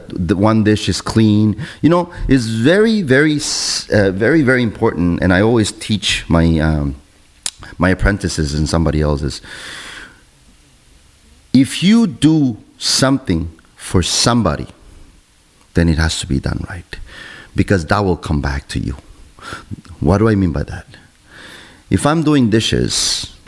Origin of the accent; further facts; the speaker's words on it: Argentina; also born or lived in Montreal, Canada; now in Canada; I come from Argentina, the land of Italians